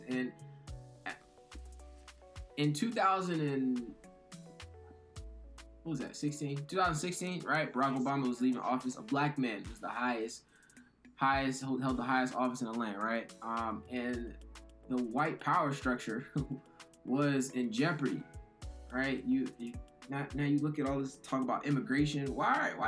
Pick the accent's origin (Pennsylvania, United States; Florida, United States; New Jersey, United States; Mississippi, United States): Pennsylvania, United States; Philadelphia; I'm from Philly